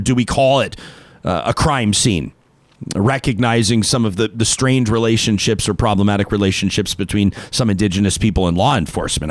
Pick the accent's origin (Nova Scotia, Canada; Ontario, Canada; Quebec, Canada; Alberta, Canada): Alberta, Canada; Calgary; as a kid that grew up in southern Alberta, I grew up in Calgary